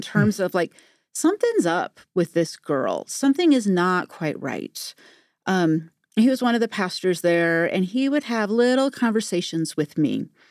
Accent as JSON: {"language": "English", "town": "Modesto", "region": "California", "country": "United States", "tie": "born or raised there", "said": "I grew up in Modesto, California."}